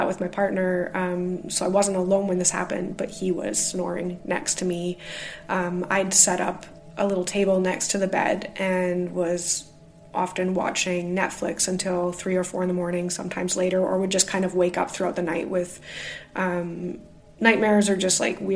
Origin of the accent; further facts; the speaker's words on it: Canada; now in Glasgow, United Kingdom; I am the Canadian living in Glasgow, UK